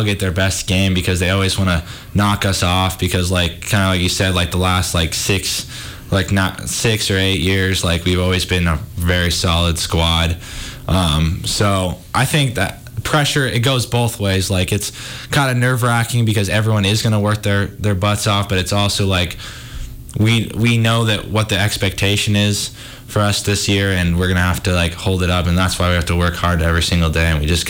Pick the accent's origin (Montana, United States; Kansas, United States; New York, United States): Montana, United States; Missoula; I'm a little nervous. I mean, it's going to be weird not being in my hometown, but at the same time, I'm really excited to like experience something new.